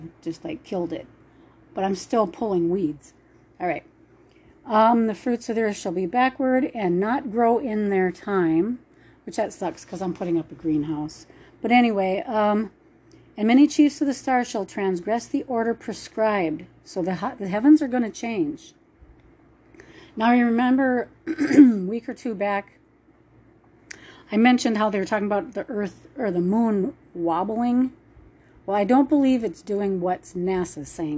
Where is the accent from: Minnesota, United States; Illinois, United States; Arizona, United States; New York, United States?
Minnesota, United States; moved away; I'm from Minnesota